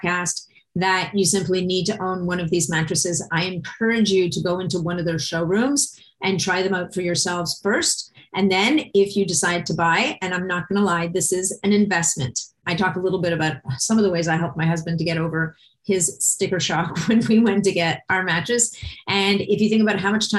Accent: Montreal, Quebec, Canada; moved away; a fellow Montrealer, even though we're no longer both in Montreal

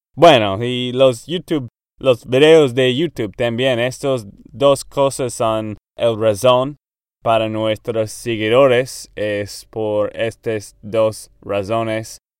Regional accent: Texas, United States; Spanish is a second language; moved away as an adult; now in Nashville, United States; de Texas, Estados Unidos

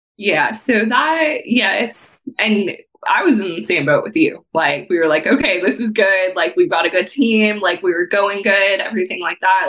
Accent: Texas, United States; moved away as an adult; now in Evansville, United States; I grew up in Texas.

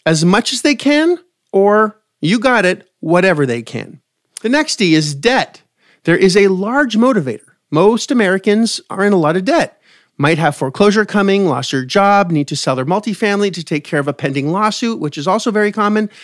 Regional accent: Canada; now in United States; I'm from Canada originally, and we have free healthcare.

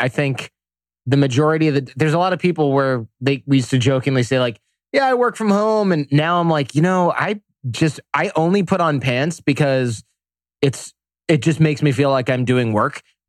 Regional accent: Detroit, Michigan, United States; now in San Jose, United States; Detroit, Michigan area.

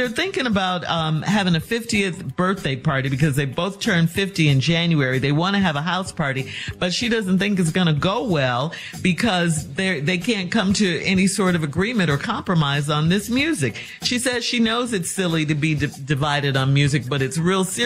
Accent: Chicago, Illinois, United States; I'm from Chicago

